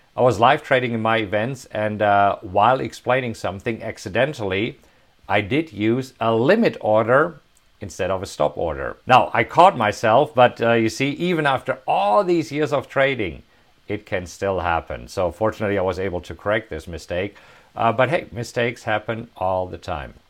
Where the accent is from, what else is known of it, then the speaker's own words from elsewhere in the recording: Hagen, North Rhine-Westphalia, Germany; moved away as an adult; also born or lived in Bavaria; now in United States; Right here, Hagen. That's where I was born. This is where I grew up.